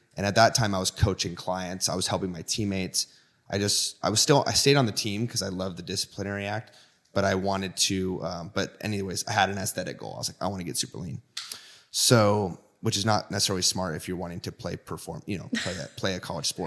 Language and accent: English; Washington, United States; I'm from Washington State, right on the border of Oregon and Washington